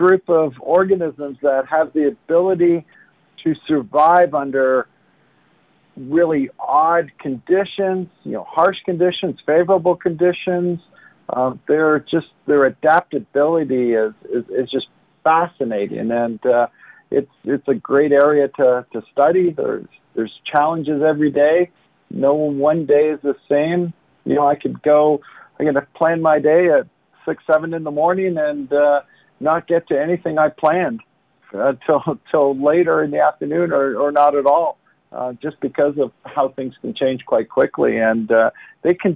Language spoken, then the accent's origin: English; Toronto, Ontario, Canada; I am originally from Toronto, city boy, who went to school at the University of Toronto